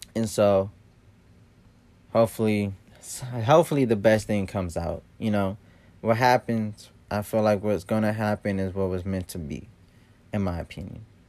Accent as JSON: {"language": "English", "town": "Columbus", "region": "Ohio", "country": "United States", "said": "I'm from Columbus, Ohio."}